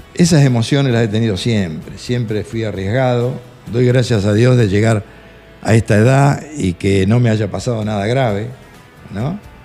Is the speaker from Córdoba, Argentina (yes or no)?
no; Chacabuco, Buenos Aires Province, Argentina; yo era de Chacabuco